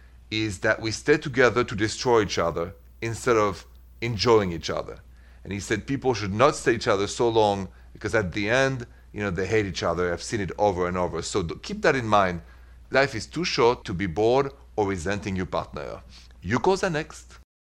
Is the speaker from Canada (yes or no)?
no; Paris, Île-de-France, France; accent: French; English is a second language; moved away; the accent is French. I'm from Paris.